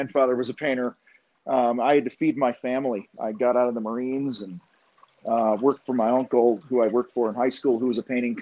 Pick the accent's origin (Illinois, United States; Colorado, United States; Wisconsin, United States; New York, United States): Illinois, United States; outside of Chicago; I grew up outside of Chicago